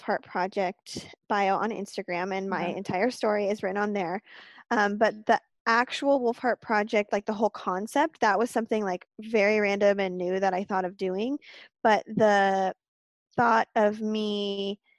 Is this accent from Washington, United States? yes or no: yes; Puyallup, Washington, United States; I born and raised in Puyallup, Washington